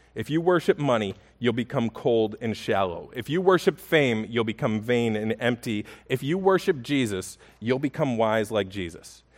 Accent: Buffalo, New York, United States; I grew up in Buffalo

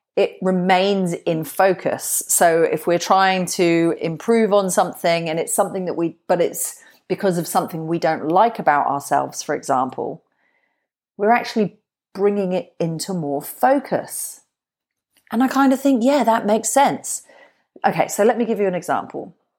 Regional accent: Glastonbury, South West England, United Kingdom; I'm from Glastonbury. That's where I grew up.

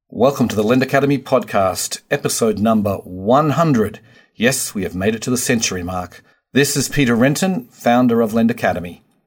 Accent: Australia; now in United States; Australia is number four, my home country

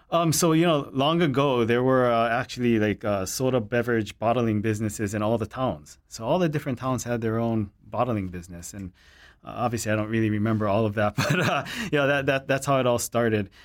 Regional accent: Hilo, Hawaii, United States; growing up in Hilo

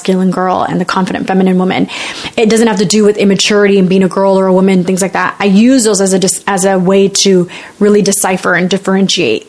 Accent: United States; I'm a Latina, I'm Mexican American. My parents are immigrants.

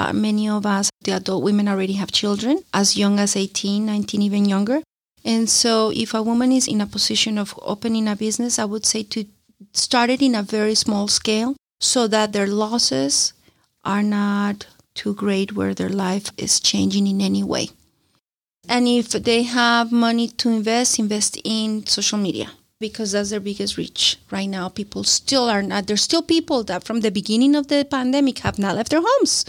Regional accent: Colombia; moved away; I'm from Colombia. I, I come from a developing country

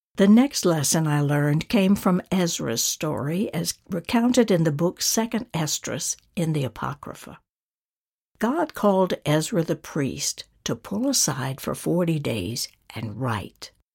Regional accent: North Georgia, United States; my hometown in North Georgia

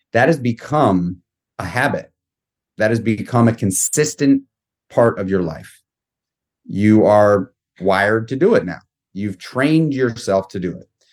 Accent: New York City, New York, United States; I grew up in New York City. I grew up in Manhattan

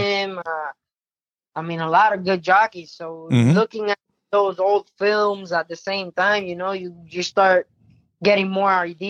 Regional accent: Puerto Rico; now in United States; When I came to the States from Puerto Rico, I started off in Florida.

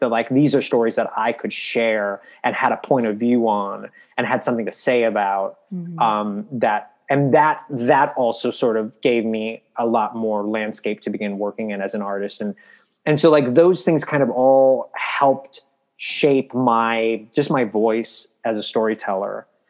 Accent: Midwest, United States; Cause I grew up in the Midwest and Catholic and I'm a gay boy.

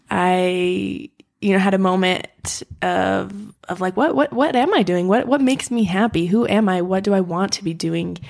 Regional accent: Utah, United States; I grew up in Utah

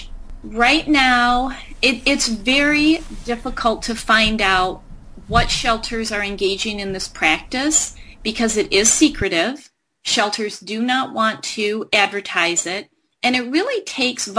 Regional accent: Michigan, United States; my home state of Michigan

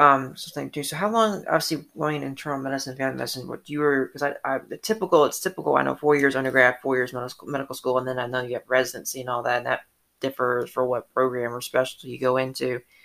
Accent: Atlanta, Georgia, United States; I grew up in Atlanta

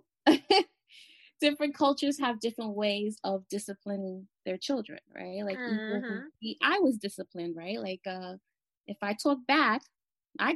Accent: New York City, New York, United States; also born or lived in Caribbean; I'm from the Bronx. I still reside in the Bronx. I'm from the Caribbean

